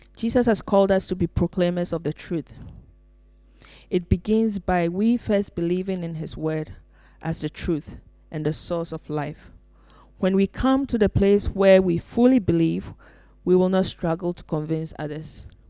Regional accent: Ghana; now in Finland; I come from Ghana

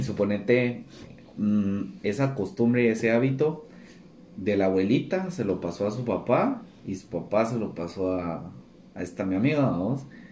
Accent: Guatemala

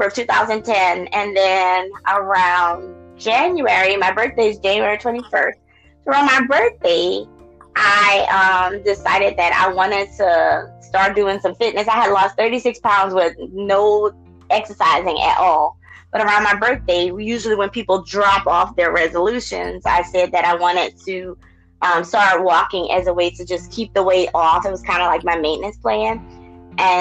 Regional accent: New Orleans, Louisiana, United States; I was born and raised in the neighborhood called Treme.

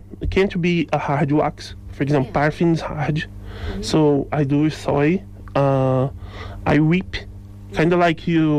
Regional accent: Rio de Janeiro, Brazil; English is a second language; moved away as an adult; now in Roscommon, Ireland; I'm from Rio

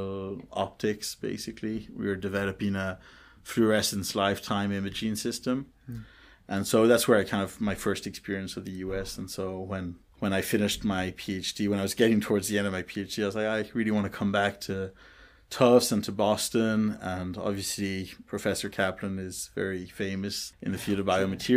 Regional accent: Compiègne, Hauts-de-France, France; moved away as an adult; also born or lived in Grenoble, France / Ireland (ancestry); now in United States; my entire family is Irish, but my parents moved to France just a few weeks, like 2 or 3 weeks before I was born. And so I grew up in France.

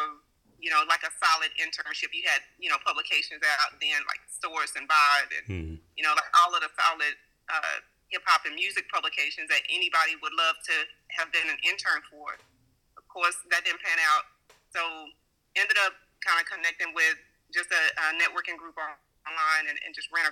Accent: Bryan, Texas, United States; now in Houston, United States; I'm currently in Houston. I am from Texas. I'm specifically from Bryan, Texas.

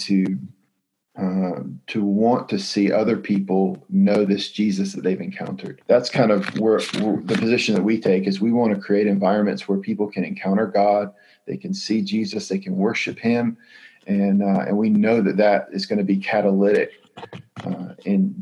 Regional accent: Greenville, North Carolina, United States; I grew up in Greenville in the eastern part of the state, Greenville, North Carolina

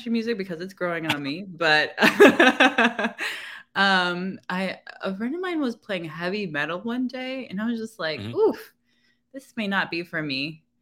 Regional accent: California, United States; moved away as an adult; now in Washington, DC, United States; I'm originally from California

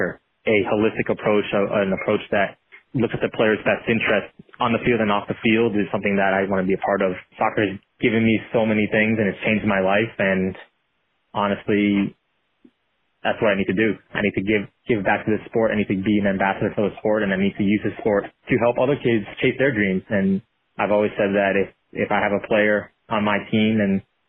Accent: Long Beach, California, United States; I was growing up in Long Beach, California

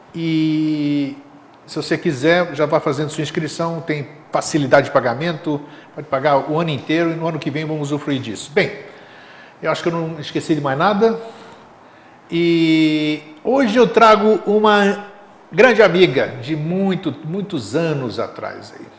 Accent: Greece; also born or lived in São Paulo, Brazil; now in Florianópolis, Brazil; para a Grécia, para minha terra natal

